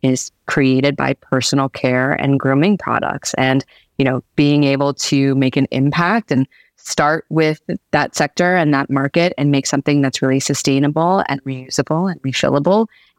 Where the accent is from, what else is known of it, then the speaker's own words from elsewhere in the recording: Atlanta, Georgia, United States; I never think of myself as like a Southerner, but that's really where I spent most of my formative years. And I have a lot of love for Atlanta. That's definitely where I enjoyed growing up as a kid.